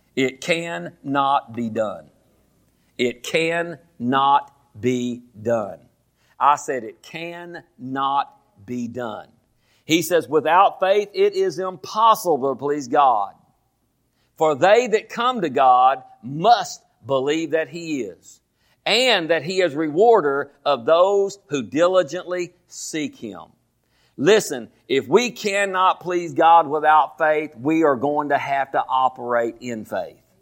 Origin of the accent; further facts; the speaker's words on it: Groesbeck, Texas, United States; I was born here in Groesbeck